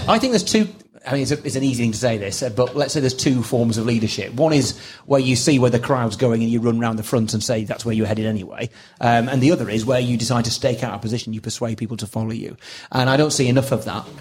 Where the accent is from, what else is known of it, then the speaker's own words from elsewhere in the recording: Preston, North West England, United Kingdom; I was brought up in Preston